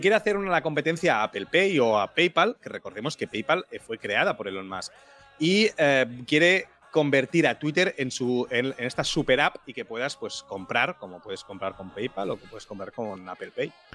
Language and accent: Spanish; Tiana, Catalonia, Spain; mi pueblo, Tiana